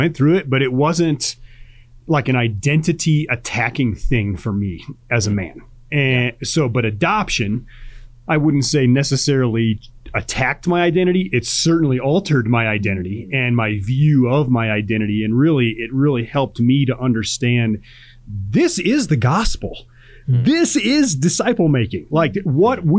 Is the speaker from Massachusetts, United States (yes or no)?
no; Chicago, Illinois, United States; I grew up in Chicago